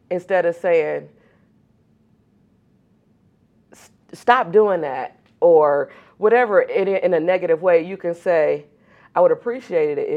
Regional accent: Akron, Ohio, United States; I grew up in West Akron

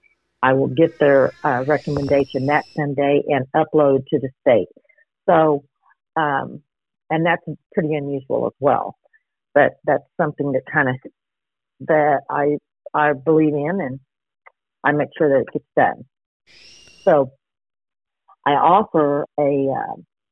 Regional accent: Duncan, Oklahoma, United States; now in Yukon, United States; I'm from the Duncan, Stevens County area originally

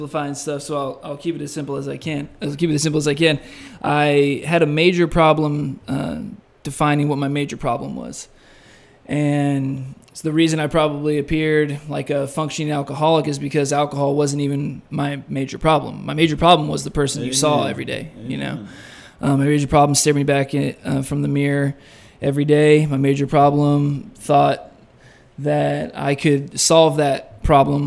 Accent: San Diego, California, United States; moved away as an adult; I am from San Diego, California, and made my way out here 10 weeks ago and 2 days

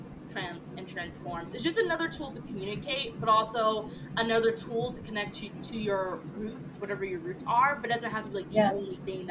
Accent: United States; first language French; English is a second language; me growing up in the States and not having extended family near me, you know, in some way or another, like, my French probably would have been better, but at some point, I probably would have been speaking, like, Franglish, right?

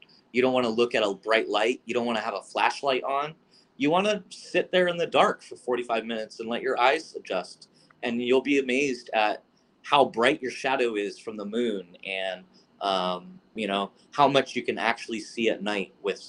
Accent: Florida, United States; And it was growing up in Florida, South Florida in particular, where there's kind of quite a bit of lights.

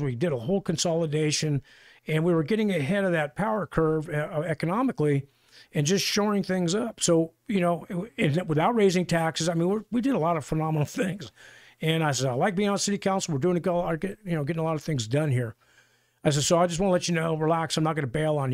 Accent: California, United States; also born or lived in Rochester, New York / Texas; I was born in upstate New York, but I grew up in California and Texas and then back to California

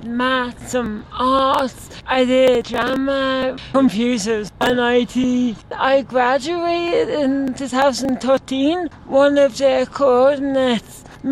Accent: Kilkenny, Leinster, Ireland; I'm from Kilkenny, so I went to a special needs school

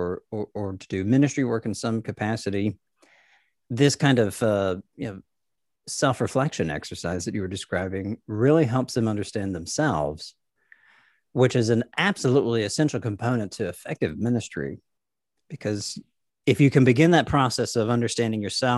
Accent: Nashville, Tennessee, United States; I grew up in Nashville

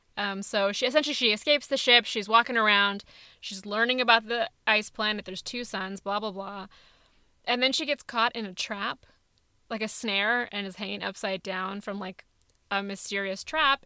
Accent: California, United States; I'm Indian and from California

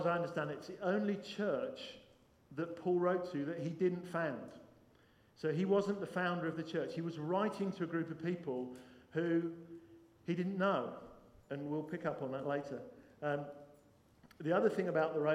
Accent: Guildford, South East England, United Kingdom; moved away; also born or lived in Manchester; I was brought up in Guildford

